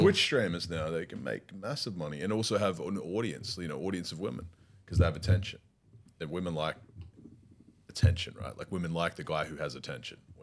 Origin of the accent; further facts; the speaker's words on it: Warsaw, Masovian Voivodeship, Poland; we come from Warsaw, both come together, both live in the same building